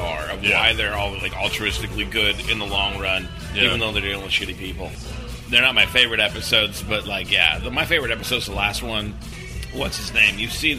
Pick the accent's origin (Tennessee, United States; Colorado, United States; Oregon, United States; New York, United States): Oregon, United States; It's set in where I grew up in Oregon.